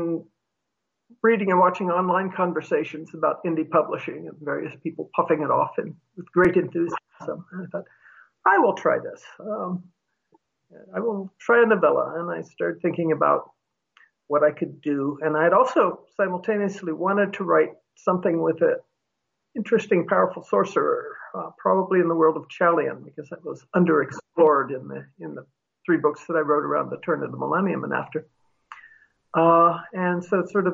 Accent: United States; being an American, earn enough money to pay for health insurance

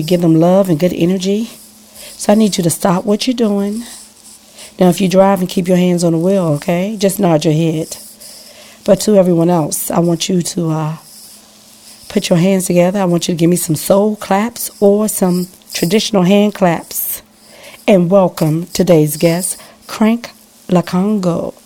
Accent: Washington, District of Columbia, United States; growing up in Washington, D.C., we kind of had our own music scene going

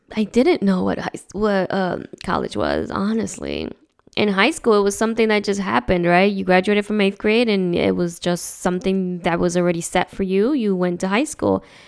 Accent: New Jersey, United States; moved away as an adult; I grew up in New Jersey, and I've been in this state longer than I had been over there

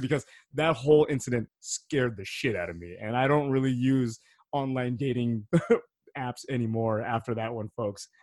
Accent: United States; I'm American

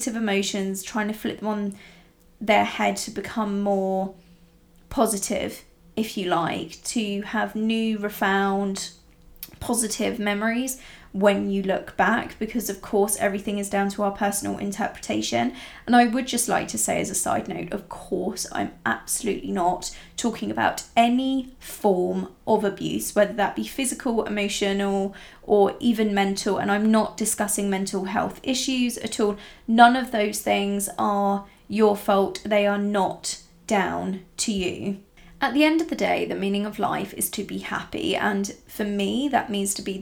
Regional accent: Italy; I grew up in Italy, rural Italy, from when I was very, very young.

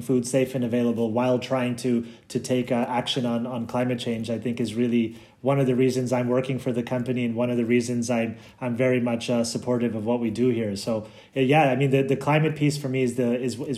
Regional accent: Canada; moved away as an adult; also born or lived in Brussels, Belgium; I'm from Canada, and when I was living there, you would buy milk in the fridge, like I think you guys do in California, and I think that's just what I was brought up

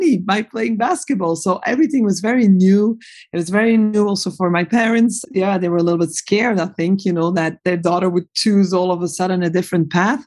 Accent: Belgium; moved away; I am a Belgian. And when I was growing up in Belgium

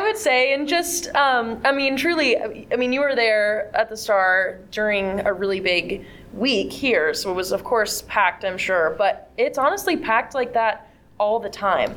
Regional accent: Elko, Nevada, United States; growing up in Elko, it's the, the culture is everywhere.

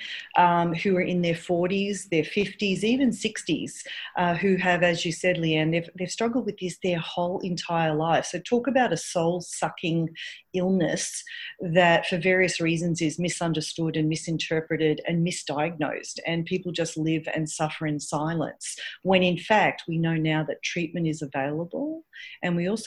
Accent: Melbourne, Victoria, Australia; moved away as an adult; now in New York City, United States; I'm originally from Australia, from Melbourne, and I came out, I live here in New York City now.

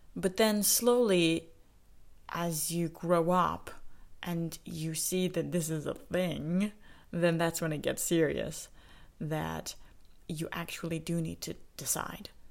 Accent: Saskatoon, Saskatchewan, Canada; Saskatoon, Saskatchewan, where I grew up in Canada

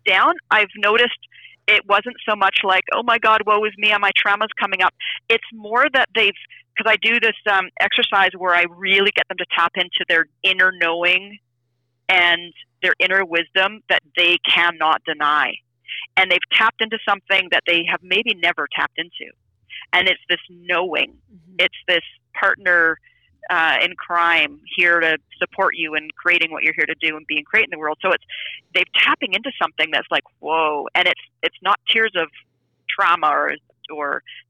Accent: Canada; I'm from Canada.

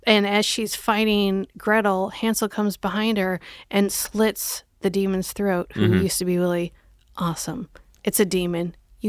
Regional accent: Omaha, Nebraska, United States; Oh, yeah, I grew up in Omaha.

